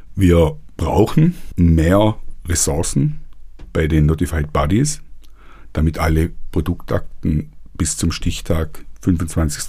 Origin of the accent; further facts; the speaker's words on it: Germany; hier bei uns in Deutschland